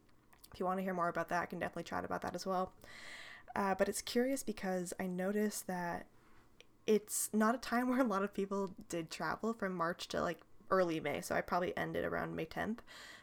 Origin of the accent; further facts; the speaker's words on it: California, United States; I was born and raised here in Northern California. It is rather different than Southern California, in case you don't know.